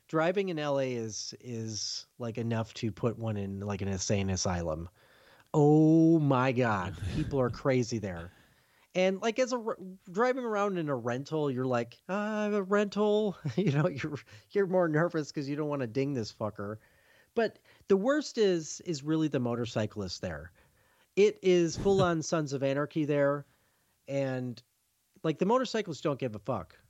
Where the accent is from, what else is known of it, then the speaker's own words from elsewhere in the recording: Chicago, Illinois, United States; I come from Chicago